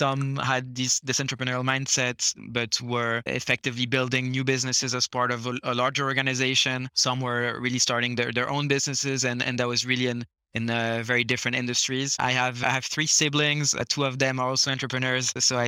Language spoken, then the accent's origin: English; Luxembourg; moved away; also born or lived in Switzerland / Canada; So while I'm French, I never actually lived in France. I was born in Switzerland, grew up in Luxembourg, so moved around quite a lot. Then basically started my studies in Canada.